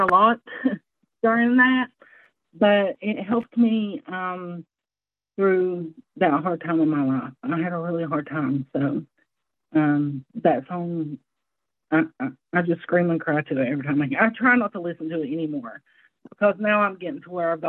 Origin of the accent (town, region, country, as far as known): the American South, United States; accent: Southern; now in Wisconsin, United States